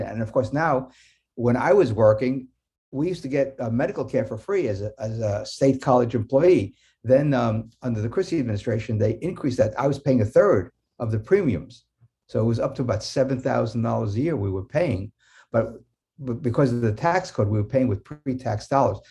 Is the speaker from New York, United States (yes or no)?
yes; New York City, New York, United States; When I was growing up in New York City in nineteen fifties